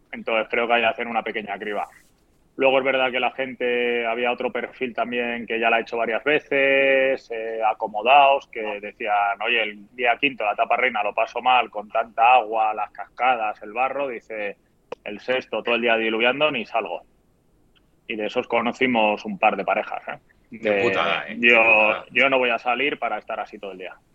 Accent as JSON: {"language": "Spanish", "town": "Madrid", "region": "Community of Madrid", "country": "Spain", "said": "Sabes que somos de Madrid y hemos entrenado en invierno."}